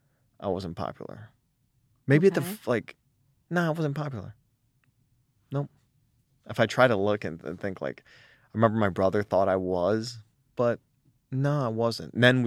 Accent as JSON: {"language": "English", "town": "Detroit", "region": "Michigan", "country": "United States", "tie": "born there", "said": "because I was born in Southwest Detroit in the ghetto. My whole family is very ghetto."}